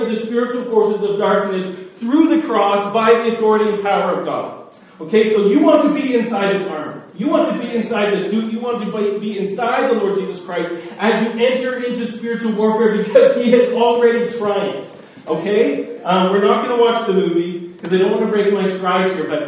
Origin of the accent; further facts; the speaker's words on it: Scot, Scotland, United Kingdom; I'm a Scot